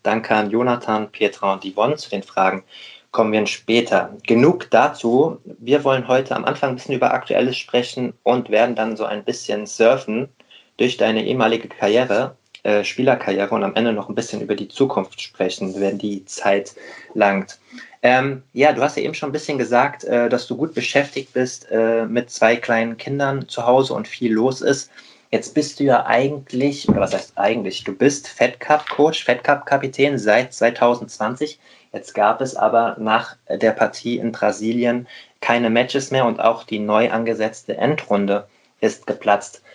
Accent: Rheingau, Hesse, Germany; now in Hamburg, Germany; heute mal nicht Moin aus Hamburg, sondern sozusagen Gude aus dem Rheingau. Ich bin gerade in meiner Heimat, in meinem Elternhaus tatsächlich

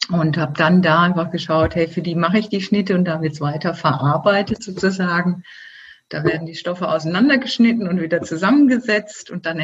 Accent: Germany; now in Switzerland; Ich bin ja Deutsche, wie man hört, äh, auch wenn ich seit 19 Jahren in der Schweiz lebe.

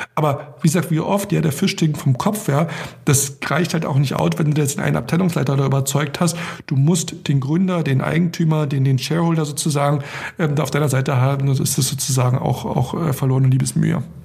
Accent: Germany; als Europäer, als Deutscher

